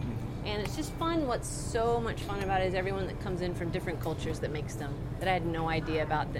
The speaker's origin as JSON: {"language": "English", "region": "Florida", "country": "United States", "moved": "yes", "lives_now": "Seattle, United States", "said": "I'm from Florida, love boiled peanuts, grew up eating them all the time"}